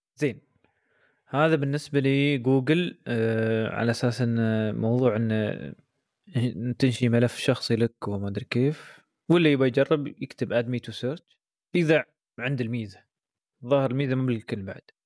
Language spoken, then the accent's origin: Arabic; United Arab Emirates; عندنا في الامارات